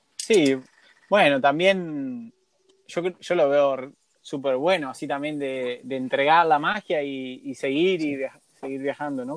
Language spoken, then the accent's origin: Spanish; Argentina